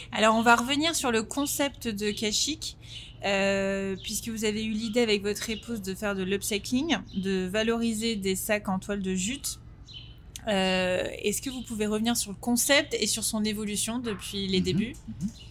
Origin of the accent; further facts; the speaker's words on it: Paris, Île-de-France, France; en tant que Français parisiens